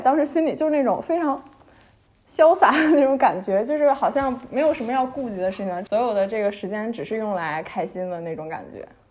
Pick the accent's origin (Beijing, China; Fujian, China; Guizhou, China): Beijing, China; 我身为北京人的我从来没，没去过的地方，就是我从来没有去过北海公园